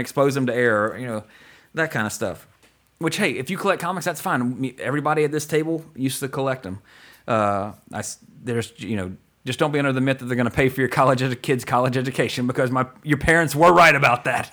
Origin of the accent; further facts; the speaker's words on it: Walker, Louisiana, United States; I grew up in Walker, Louisiana